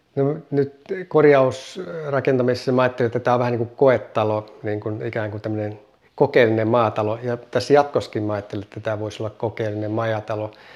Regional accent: Ii, North Ostrobothnia, Finland; moved away; also born or lived in Kauhajoki; onnellinen lapsuus ja mitä kaikkea muuta täällä tehtiin ja keksittiin

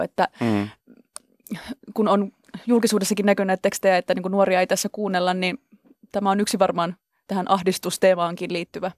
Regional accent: Central Finland, Finland; moved away; mä oon oikeasti maalta tullut, mä oon Keski-Suomesta kotoisin oleva k- nyt kaupungissa asuva ihminen

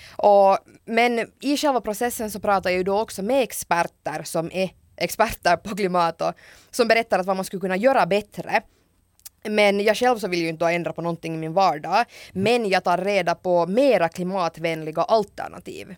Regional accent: Hanko, Uusimaa, Finland; jag kommer ju själv från Hange

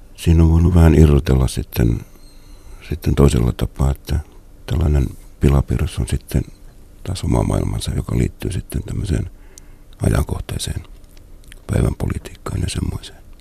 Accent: Salo, Southwest Finland, Finland; now in Central Finland, Finland; olen kotoisin Muuralasta, joka nykyään on Salon kaupunki

